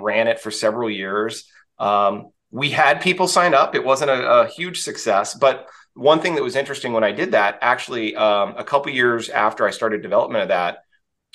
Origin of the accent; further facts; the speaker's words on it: Texas, United States; I grew up in Texas in the US